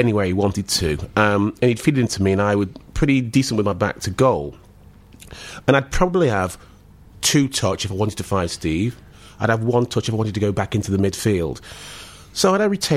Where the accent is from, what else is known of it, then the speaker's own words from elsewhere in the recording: Stoke-on-Trent, West Midlands, United Kingdom; moved away; that was my hometown